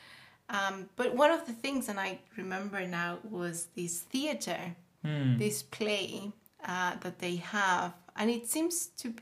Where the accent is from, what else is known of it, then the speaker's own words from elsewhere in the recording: Mexico City, Mexico; I am from Mexico City, Mexico in general